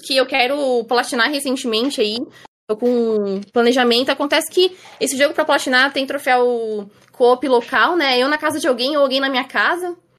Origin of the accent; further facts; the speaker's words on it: Osasco, São Paulo, Brazil; Eu moro em Osasco, São Paulo. É, morei aqui minha vida inteira